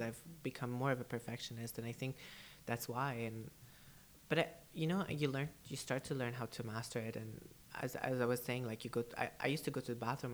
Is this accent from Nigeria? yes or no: no; United Arab Emirates; first language English; also born or lived in Canada; I was born and raised here in the UAE